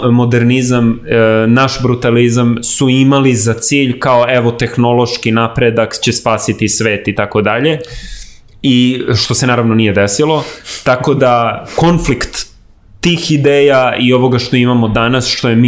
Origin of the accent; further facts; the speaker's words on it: Belgrade, Serbia; Ja sam odrastao na Novom Beogradu